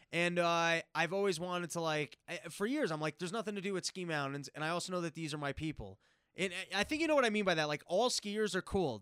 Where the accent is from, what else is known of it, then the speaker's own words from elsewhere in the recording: New York City, New York, United States; I grew up in New York